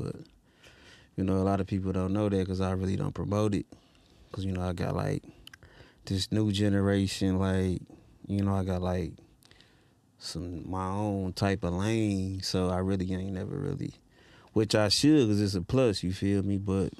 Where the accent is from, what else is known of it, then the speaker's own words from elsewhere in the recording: Detroit, Michigan, United States; east side of Detroit.